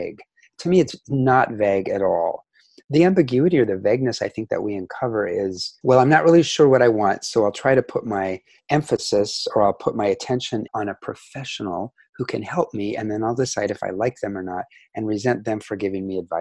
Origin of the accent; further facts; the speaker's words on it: Seattle, Washington, United States; moved away; also born or lived in Asia / Central Coast, California; I was born in 1968 in Seattle, Washington. I'm from the US